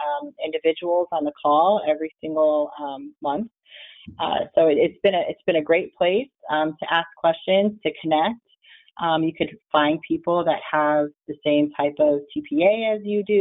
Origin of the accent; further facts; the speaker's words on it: South Florida, United States; I'm from South Florida, and so it's pretty much summer weather all year